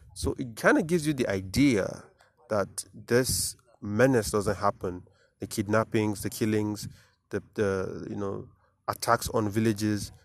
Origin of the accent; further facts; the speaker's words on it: Nigeria; as a Nigerian